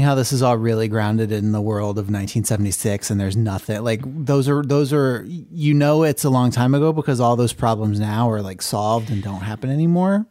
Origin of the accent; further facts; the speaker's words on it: Philadelphia, Pennsylvania, United States; we're from Philadelphia